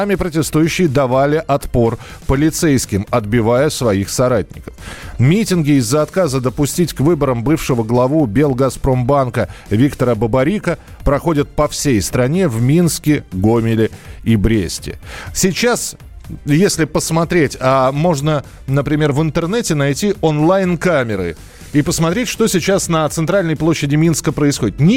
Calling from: Russia; Э, мы э, живем, ну, так как мы вам звоним из России, мы не знаем сейчас белорусских законов

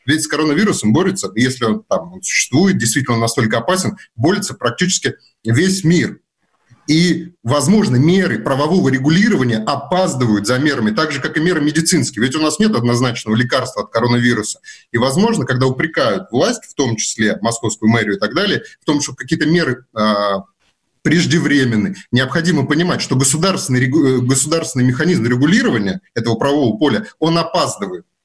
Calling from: Moscow, Russia; …, вы откуда? Я из города Москвы.

